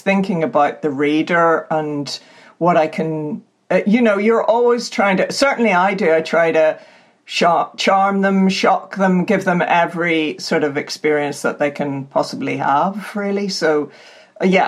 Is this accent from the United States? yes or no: no; Northern Ireland, United Kingdom; born or raised there; moved away as an adult; also born or lived in England